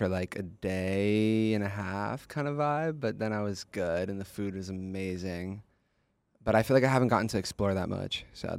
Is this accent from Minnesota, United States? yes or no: no; Georgia, United States; also born or lived in San Francisco / Pennsylvania; now in Los Angeles, United States; I moved around growing up. I was born in San Francisco. Moved when I was 4 to Georgia, then Pennsylvania, then went to school in New York, and then moved to LA, and that's where I live now.